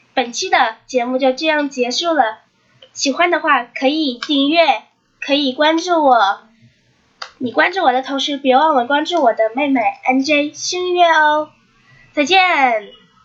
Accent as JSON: {"language": "Chinese", "country": "China", "said": "我们中国人"}